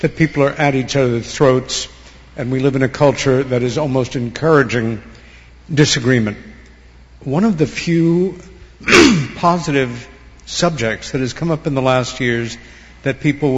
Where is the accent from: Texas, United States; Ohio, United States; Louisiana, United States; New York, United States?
New York, United States; my home state of New York